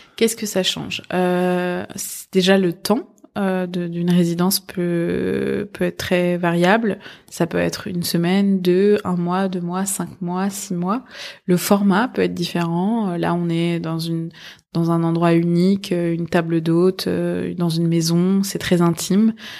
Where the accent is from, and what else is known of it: Paris, Île-de-France, France; born or raised there; first language Persian; French is a second language; also born or lived in Iran